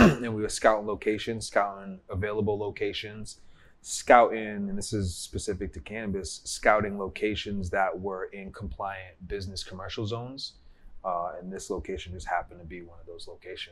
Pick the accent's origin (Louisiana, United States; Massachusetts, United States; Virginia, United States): Massachusetts, United States; Cambridge; I'm from this neighborhood in Cambridge, Massachusetts, where our dispensary is